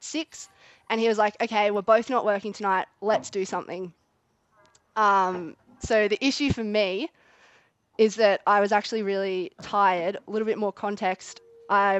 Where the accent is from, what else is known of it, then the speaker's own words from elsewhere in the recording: Barcaldine, Queensland, Australia; I'm from Barky, as Dan said, what I like to call the east coast of the Western Queensland